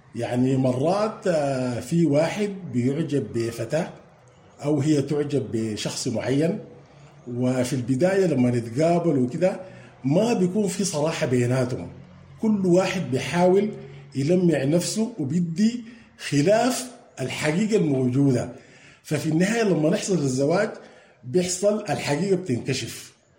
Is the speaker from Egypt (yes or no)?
no; Sudan; عندنا في السودان وفي مجتمعاتنا